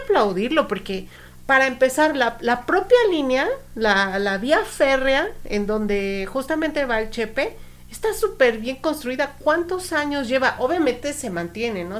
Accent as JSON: {"language": "Spanish", "country": "Mexico", "said": "como mexicanos"}